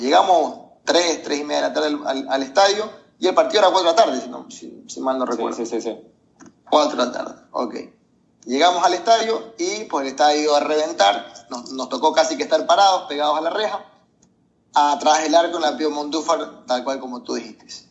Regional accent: Venezuela; soy venezolano

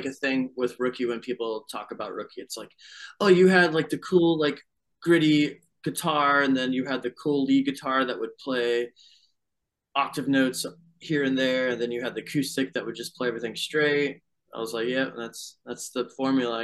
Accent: Fayetteville, North Carolina, United States; we grew up in Fayetteville, North Carolina

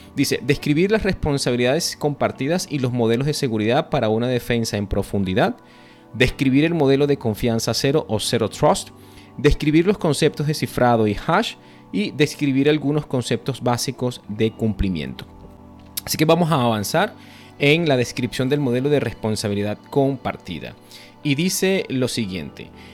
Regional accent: Venezuela; now in Costa Rica; yo, soy venezolano, vivo en Costa Rica

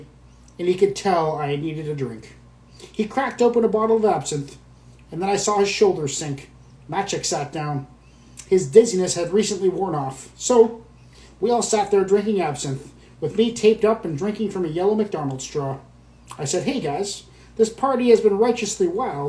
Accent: British Columbia, Canada; I am from Canada. I am from British Columbia in Canada.

